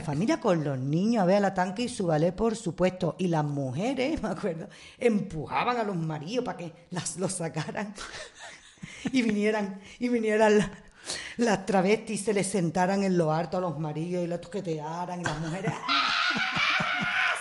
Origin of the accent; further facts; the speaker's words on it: Marbella, Andalusia, Spain; moved away; Y en mi pueblo, nosotros nos hemos criado con la tanque y su ballet.